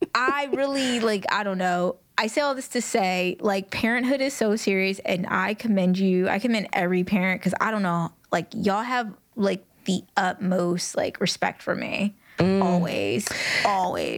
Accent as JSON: {"language": "English", "country": "United States", "said": "I'm a Black American woman mm. raised by a Black American woman"}